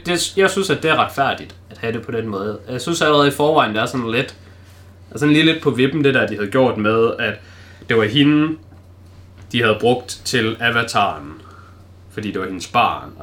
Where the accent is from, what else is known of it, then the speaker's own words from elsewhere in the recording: Denmark; som dansker